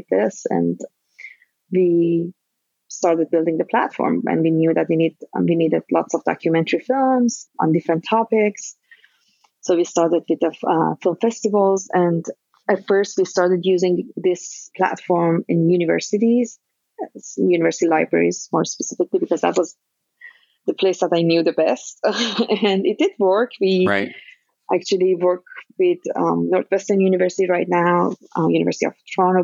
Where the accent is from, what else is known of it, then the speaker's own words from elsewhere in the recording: Iran; moved away as an adult; now in United States; So I am originally from Iran. I'm Iranian American now. And I came to US in 2003 as a graduate student.